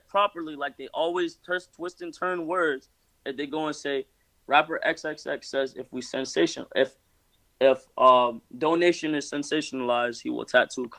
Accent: Jamaica; But you know, nigga, like I said, I'm Jamaican, bro.

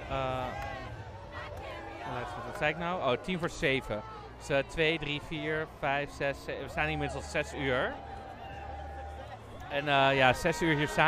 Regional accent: Netherlands; Ik wou net tegen haar zeggen, ik kom uit Nederland.

